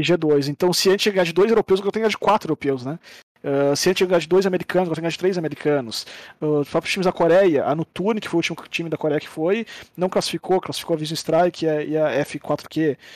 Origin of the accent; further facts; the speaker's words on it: Brazil; nós, como brasileiros